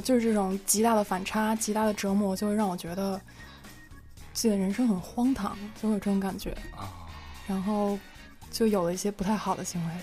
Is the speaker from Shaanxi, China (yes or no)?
no; Beijing, China; 我是北京人